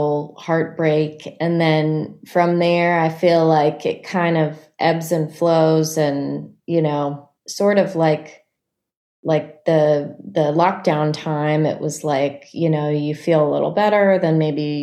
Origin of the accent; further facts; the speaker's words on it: Annapolis, Maryland, United States; the Annapolis Songwriters Festival, which is in my hometown